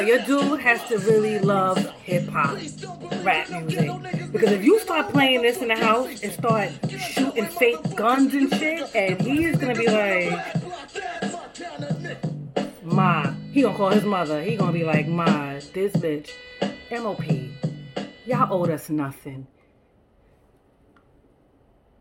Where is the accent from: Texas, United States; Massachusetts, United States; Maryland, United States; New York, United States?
New York, United States; New York City; I'm not even from Brownsville. I'm from Bushwick